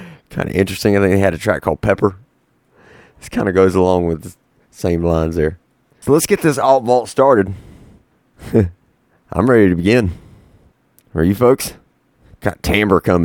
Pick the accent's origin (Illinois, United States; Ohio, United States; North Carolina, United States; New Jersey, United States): North Carolina, United States; the home state of North Carolina